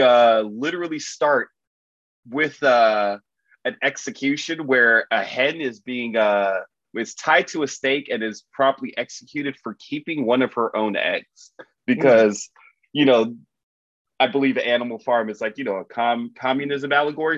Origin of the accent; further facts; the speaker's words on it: Miami, Florida, United States; I'm from Miami.